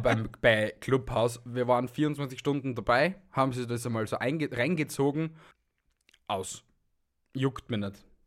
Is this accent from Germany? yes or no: no; Austria; bei uns in Österreich